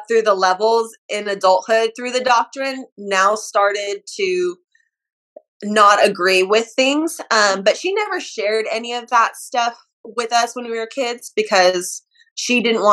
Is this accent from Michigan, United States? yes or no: no; California, United States; also born or lived in Utah; So I was raised in California